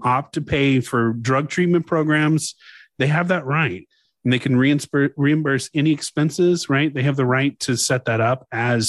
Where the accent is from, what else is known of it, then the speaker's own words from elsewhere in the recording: Louisiana, United States; I'm from Louisiana, man. We got a lot of French people.